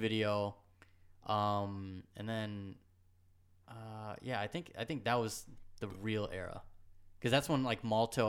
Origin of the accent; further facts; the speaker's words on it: Goshen, New York, United States; also born or lived in Rockland; I am born in Rockland, raised in Goshen.